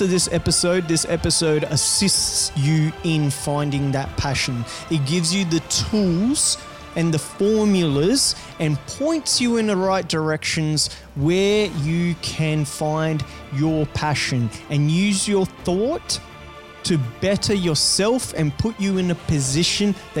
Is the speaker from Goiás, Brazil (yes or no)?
no; rural Rio region, Rio de Janeiro, Brazil; now in Australia; I come from a farm like in rural Brazil, right? In the middle of bumfuck nowhere. Like it's a little out, it's still Rio region. So I'm from Rio